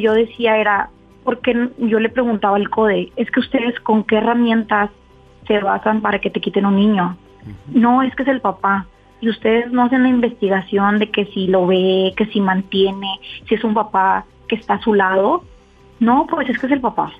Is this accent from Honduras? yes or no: no; United States; now in Mexico; yo soy americana y mi hija también somos americanas